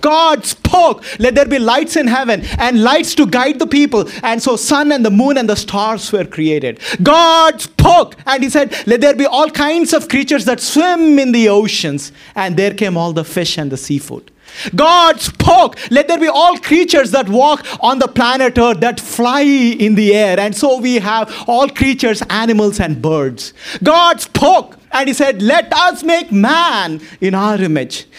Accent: Boston, Massachusetts, United States; I'm from Boston

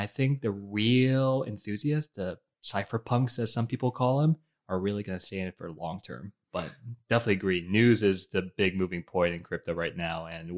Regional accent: New York, United States; born there; also born or lived in Bogota, Colombia / Budapest, Hungary / New Jersey, United States; I was born in New York City, lived in Bogota, Colombia, lived in Budapest, Hungary, then finally settled back in New Jersey with family here.

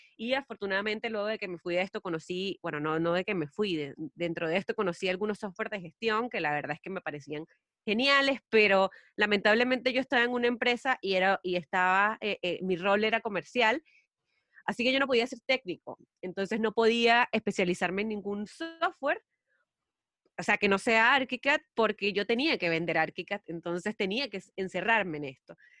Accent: Venezuela; moved away as an adult; now in Chile; yo soy venezolana em, y estoy aquí en Chile desde hace cuatro años

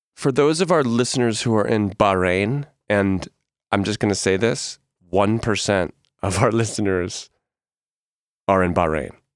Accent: Northeast, United States; moved away; also born or lived in New York; I'm from the Northeast

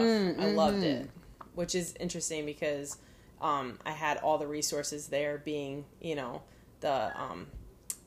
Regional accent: Connecticut, United States; I was born and raised in Connecticut

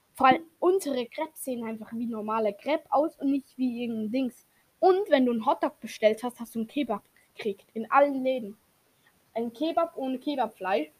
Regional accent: Switzerland; Und ich als Schweizer weiß

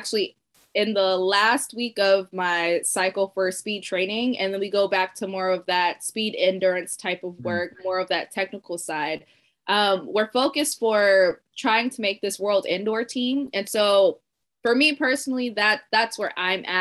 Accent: San Diego, California, United States; growing up, my dad was a high school coach, and so we're from San Diego, California, and my dad coached at Helix High School

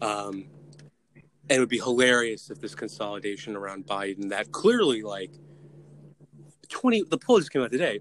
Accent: New Jersey, United States; I'm from New Jersey.

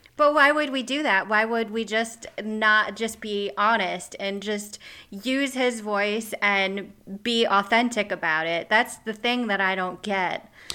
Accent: Midwest, United States; accent: Midwest; moved away; originally I grew up in the Midwest

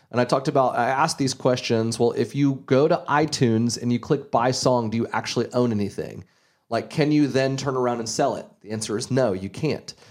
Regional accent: Gainesville, Florida, United States; I grew up in Gainesville, Florida, an hour north of Ocala, Florida

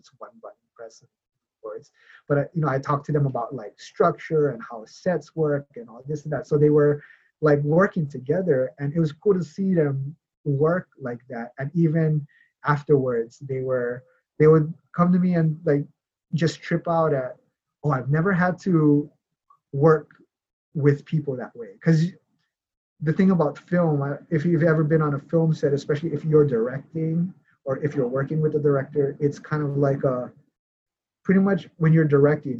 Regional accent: Hawaii, United States; moved away; also born or lived in Los Angeles; growing up in Hawaii

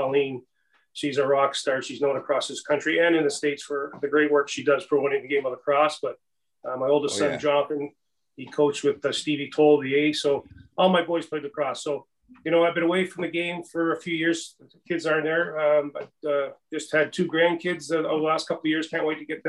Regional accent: Orillia, Ontario, Canada; also born or lived in Mimico, Toronto; Aurelia, my hometown

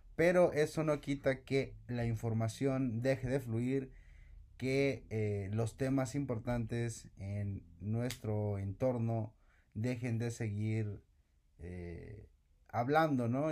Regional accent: Mexico

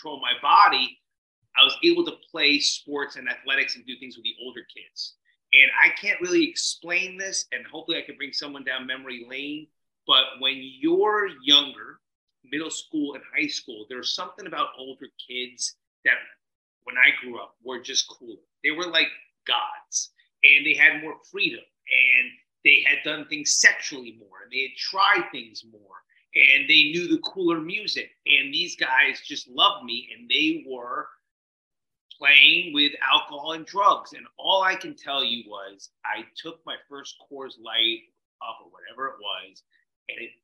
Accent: New Jersey, United States; I was growing up in Jersey

